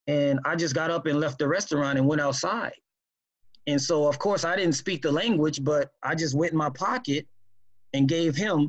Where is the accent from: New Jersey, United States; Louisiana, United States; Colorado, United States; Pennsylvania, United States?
Louisiana, United States; New Orleans; I grew up in New Orleans, born and raised in New Orleans, Louisiana.